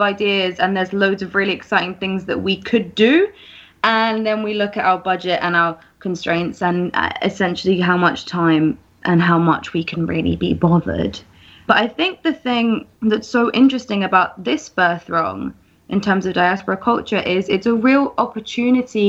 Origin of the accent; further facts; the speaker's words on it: Essex, East of England, United Kingdom; moved away as an adult; now in Marseille, France; I'm from Essex. I've been living in Marseille since last summer.